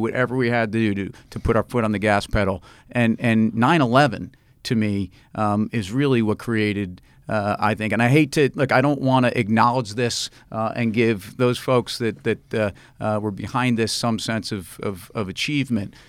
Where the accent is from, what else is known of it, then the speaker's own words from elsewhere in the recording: New York, United States; as a New Yorker